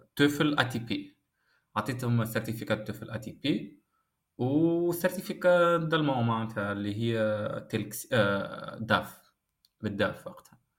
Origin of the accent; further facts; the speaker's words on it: Tunisia; moved away as an adult; now in Germany; خاطر الليسونس نتاعنا 100% في تونس بالفرنسي